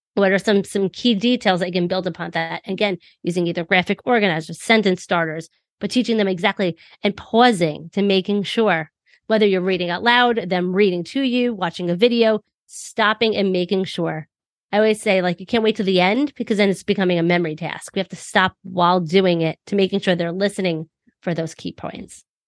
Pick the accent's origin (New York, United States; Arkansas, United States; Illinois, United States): New York, United States; I'm from New York